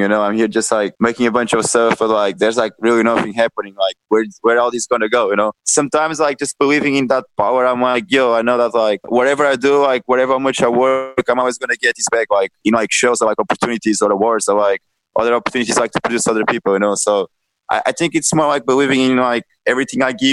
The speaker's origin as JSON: {"language": "English", "town": "Caldas da Rainha", "region": "Leiria District", "country": "Portugal", "tie": "born or raised there", "also_born_or_lived": "Lisbon", "moved": "as an adult", "said": "So like I'm from Caldas da Rainha. That's like this really like small town in Portugal. And when I was 18, like I moved from Caldas da Rainha to Lisbon"}